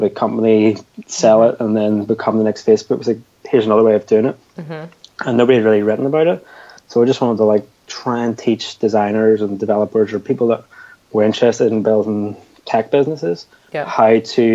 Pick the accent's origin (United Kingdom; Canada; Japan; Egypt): United Kingdom; Belfast, Northern Ireland; where are you from? And I was like, Belfast.